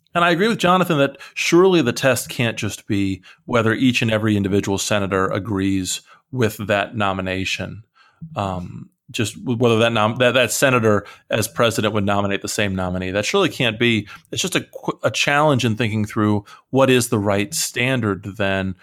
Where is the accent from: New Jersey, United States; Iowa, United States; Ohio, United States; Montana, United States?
Iowa, United States; moved away; I'm originally from Iowa